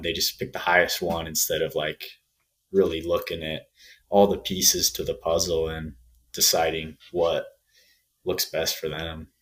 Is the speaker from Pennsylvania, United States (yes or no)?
no; Saratoga Springs, Utah, United States; moved away as an adult; now in Colorado, United States; I'm from Saratoga Springs, Utah